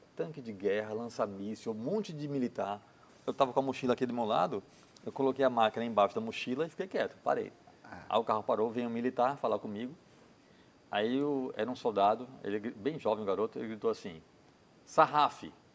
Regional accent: Brazil; sou brasileiro

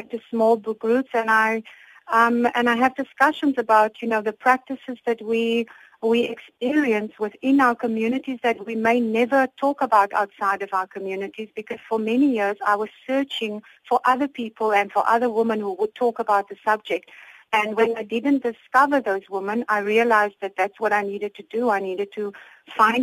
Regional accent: Cape Town, Western Cape, South Africa; I was born in Cape Town and grew up in a Muslim family here locally

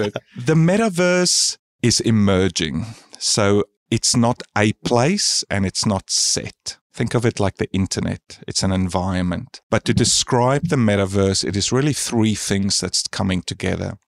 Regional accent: South Africa; now in Australia; I'm from South Africa originally, and I moved to Australia about twenty years ago

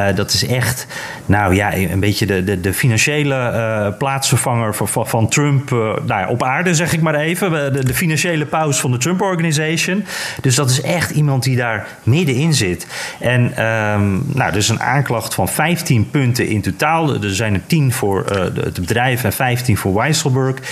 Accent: Netherlands; als Nederlander

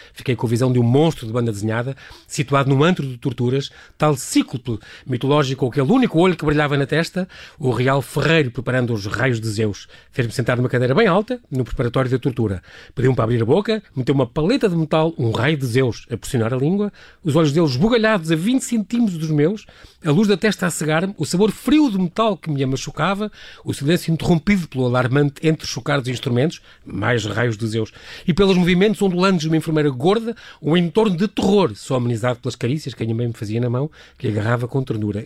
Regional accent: Lisbon, Portugal; Eu, que sou de Lisboa

